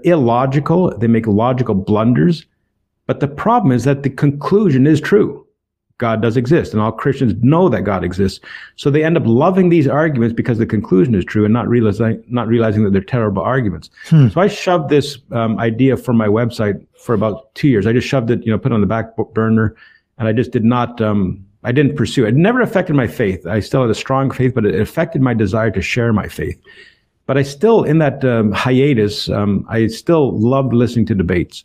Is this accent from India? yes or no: no; Toronto, Ontario, Canada; moved away as an adult; now in Port Arthur, United States; I'm born and raised in Toronto, Ontario, Canada.